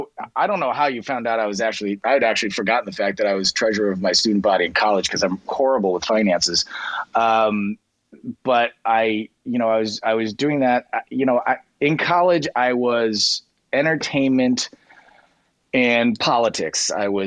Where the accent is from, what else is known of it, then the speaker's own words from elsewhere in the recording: Boston, Massachusetts, United States; My hometown of Boston had been hit by a radioactive meteor. I was 6 years old.